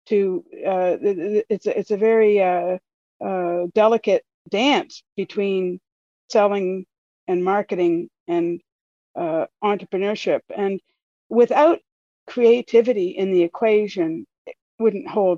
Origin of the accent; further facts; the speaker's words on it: Dartmouth, Nova Scotia, Canada; moved away; born in Dartmouth and am thrilled to be resident back here